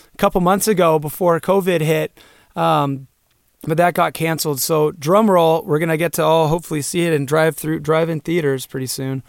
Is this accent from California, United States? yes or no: yes; Santa Cruz, California, United States; moved away as an adult; now in Bend, United States; we grew up in Santa Cruz, California